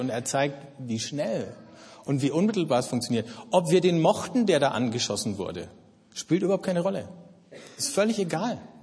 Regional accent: Germany; Ich bin Deutscher, ich identifiziere mich mit dem Land

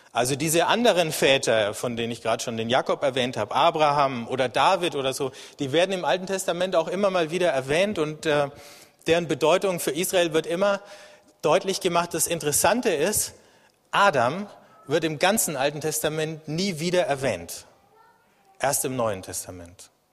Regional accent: Germany; als Deutsche und als Europäer.

